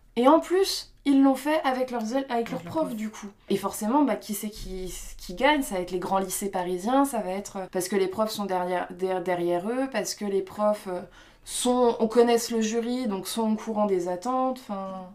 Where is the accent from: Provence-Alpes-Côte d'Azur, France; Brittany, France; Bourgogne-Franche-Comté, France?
Bourgogne-Franche-Comté, France; Belfort; j'ai grandi vers Belfort